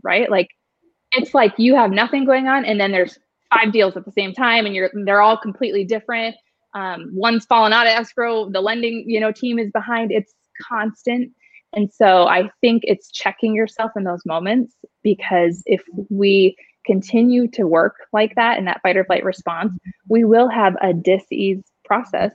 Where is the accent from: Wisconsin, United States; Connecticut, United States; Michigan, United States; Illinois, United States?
Wisconsin, United States; Superior; now in Arizona, United States; I am from a small town, um, Superior, Wisconsin. People think I'm Canadian all the time.